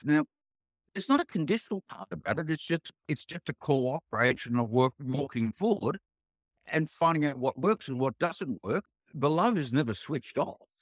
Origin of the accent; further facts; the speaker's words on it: Sydney, New South Wales, Australia; I grew up on the North Shore of Sydney.